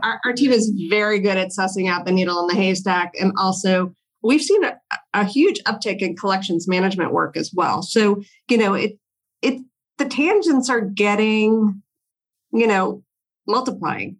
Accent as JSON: {"language": "English", "town": "Longmeadow", "region": "Massachusetts", "country": "United States", "tie": "born or raised there", "also_born_or_lived": "Washington, D.C.", "moved": "as an adult", "said": "I grew up in Longmeadow, Massachusetts, a very small town right next to Springfield"}